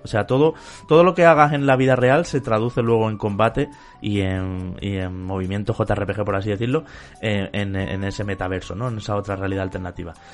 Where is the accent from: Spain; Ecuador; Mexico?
Spain; como europeo, incluso como español